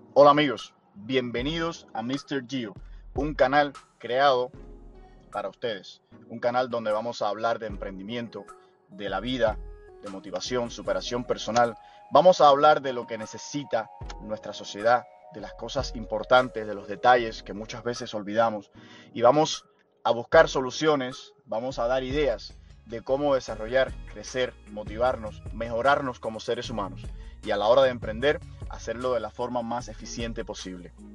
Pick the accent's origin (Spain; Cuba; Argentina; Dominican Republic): Cuba; now in Miami, United States; soy cubano, radico acá en Miami